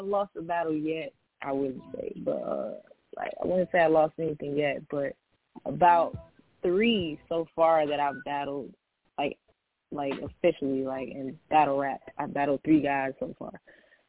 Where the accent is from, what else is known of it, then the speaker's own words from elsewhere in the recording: New York City, New York, United States; moved away as an adult; also born or lived in the South; now in Atlanta, United States; I'm from Queens, New York, Jamaica